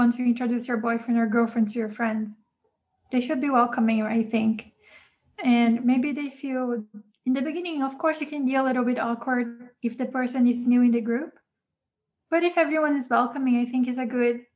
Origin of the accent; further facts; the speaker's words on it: Brazil; now in Japan; I grew up in Brazil